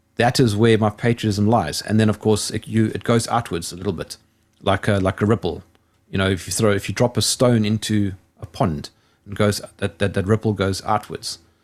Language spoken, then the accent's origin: English; South Africa; I'm South African